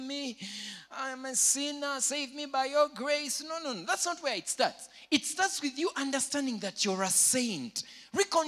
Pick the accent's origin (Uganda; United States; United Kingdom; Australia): Uganda; Jinja, Eastern Region; I grew up in Jinja.